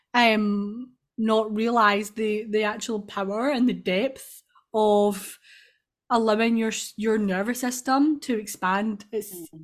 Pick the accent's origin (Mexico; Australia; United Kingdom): United Kingdom; Scotland; I'm from Scotland.